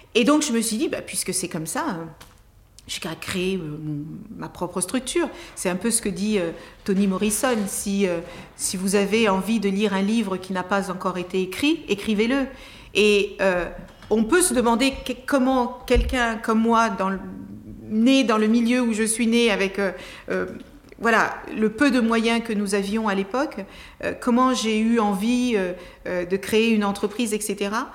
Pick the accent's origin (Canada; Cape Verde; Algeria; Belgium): Cape Verde; also born or lived in Tarrafal, Cape Verde; now in France; je suis née au Cap Vert